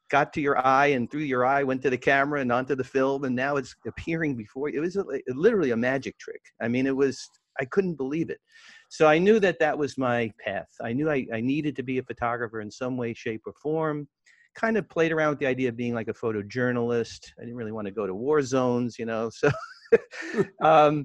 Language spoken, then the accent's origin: English; New York City, New York, United States; I grew up in Brooklyn